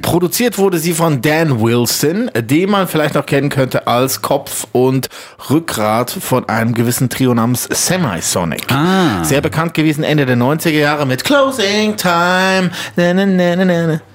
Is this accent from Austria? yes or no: no; Switzerland; Bei uns in der Schweiz